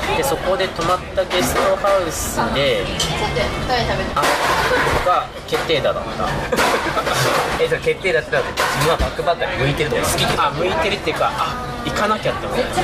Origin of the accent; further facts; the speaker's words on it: Aichi, Japan; 地元愛知県のもう本当スポーツ系の高校に行って3年間みっちりサッカーやった